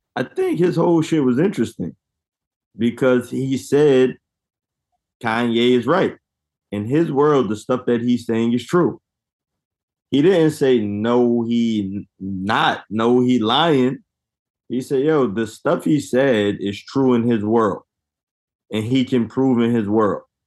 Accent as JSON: {"language": "English", "country": "United States", "said": "I am American black, descendant of slaves"}